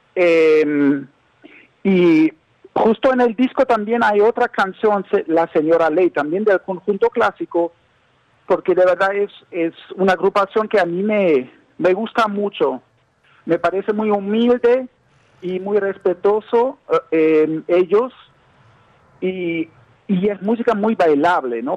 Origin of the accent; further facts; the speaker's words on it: Berlin, Germany; Spanish is a second language; yo soy alemán, yo soy un, músico eh, de Alemania. Yo nací en, Berlín, en Alemania.